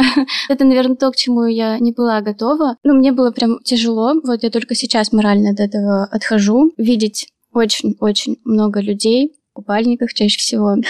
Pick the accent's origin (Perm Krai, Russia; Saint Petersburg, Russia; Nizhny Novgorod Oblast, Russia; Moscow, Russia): Perm Krai, Russia; Perm; moved away as an adult; now in Gelendzhik, Russia; я из Перми